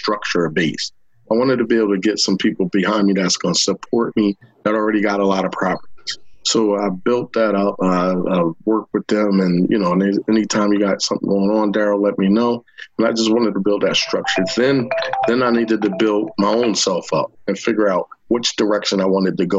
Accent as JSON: {"language": "English", "town": "Long Branch", "region": "New Jersey", "country": "United States", "tie": "born or raised there", "said": "I grew up in Long Branch, New Jersey. I've been in Long Branch all my life"}